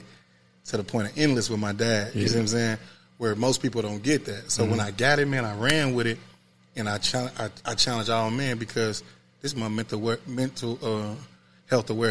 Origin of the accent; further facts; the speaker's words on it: Wyandotte County, Kansas, United States; I'm from Gamson, Wyandotte County originally